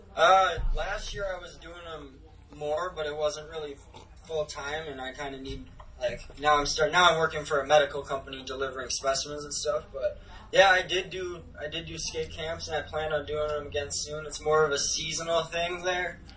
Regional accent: Ramsey, Minnesota, United States; also born or lived in Medina, Minnesota / Richfield, Minnesota / California; I was born in Medina, Minnesota, and then I was raised in Richfield, Minnesota until I was about five years old. And then my parents uh, took us to Ramsey, Minnesota, which is about 30 minutes away from the cities. And I basically grew up in that house

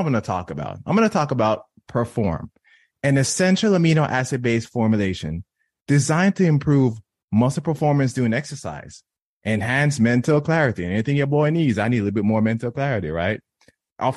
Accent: Jamaica; I was born and raised in Jamaica

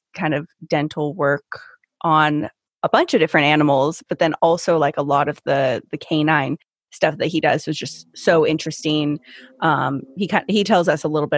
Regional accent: United States; I am American.

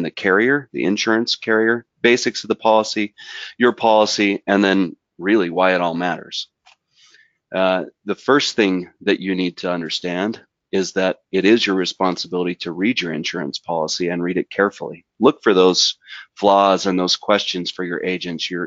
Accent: southern Utah, United States; I grew up in southern Utah in the Red Deserts, but I live in northern Utah now

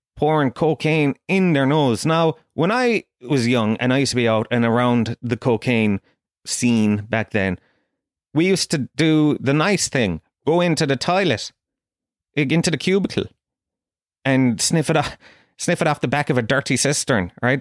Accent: Kerry, Munster, Ireland; I grew up down in Kerry

